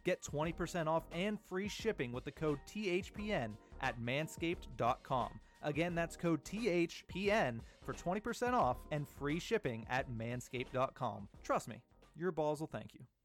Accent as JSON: {"language": "English", "town": "Johnstown", "region": "Pennsylvania", "country": "United States", "tie": "born or raised there", "said": "I grew up in Johnstown, went to those Chiefs Nailers games"}